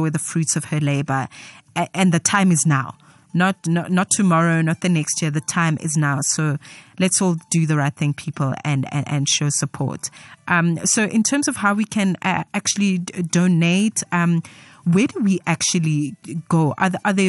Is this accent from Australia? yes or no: no; Soweto, Gauteng, South Africa; I'm a girl from Soweto, ke Motswana